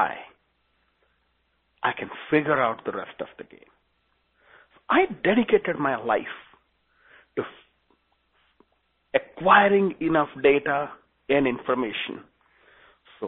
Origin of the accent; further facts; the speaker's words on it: India; English is a second language; moved away as an adult; now in United States; I'm originally from India. And I do have a very thick accent